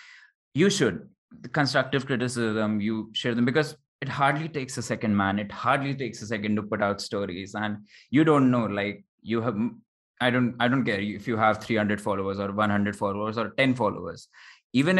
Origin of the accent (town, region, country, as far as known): Jaipur, Rajasthan, India; born or raised there